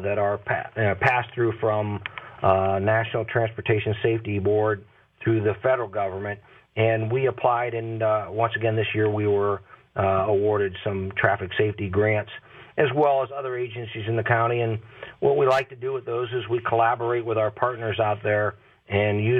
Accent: Massillon, Ohio, United States; I'm originally from Maslin. That's my hometown

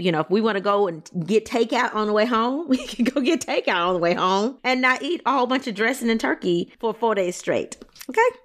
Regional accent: Louisiana, United States; I'm from Louisiana.

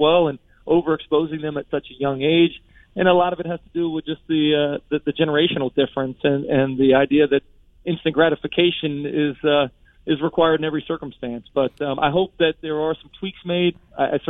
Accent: Gainesville, Florida, United States; growing up in Gainesville, both my parents are from Miami

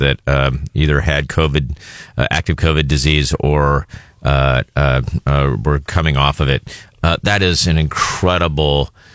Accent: Illinois, United States; moved away as an adult; now in Columbia, United States; I grew up in Illinois, but our family farm has been a part of our family for a long, long time

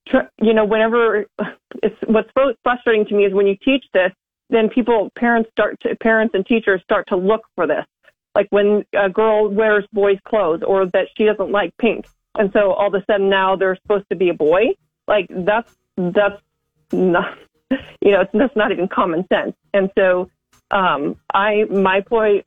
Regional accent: Western Nebraska, United States; now in Lincoln, United States; I'm from Western Nebraska originally, but I live in the Lincoln area today

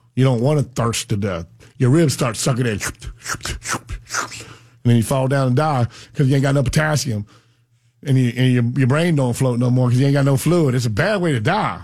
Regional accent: United States; We come from a sugarcane farm in down south and you realize that sugarcane, you know, I, I grew up on a million acres

